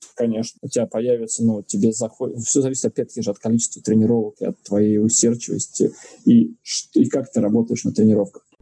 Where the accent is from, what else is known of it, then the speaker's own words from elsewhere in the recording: Saint Petersburg, Russia; я родился в Санкт-Петербурге, на Васильевском острове. И вокруг моего дома, не знаю, у меня во дворе была хоккейная коробка